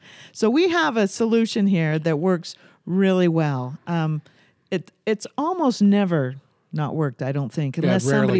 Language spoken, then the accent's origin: English; St. George, Utah, United States; See, I'm from St. George, so I say... I don't say healer.